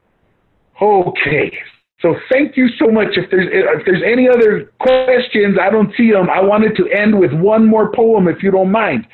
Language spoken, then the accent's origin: English; Albuquerque, New Mexico, United States; I'm from Albuquerque, and those of us from Albuquerque don't always say Albuquerque. Sometimes we say the word Burque.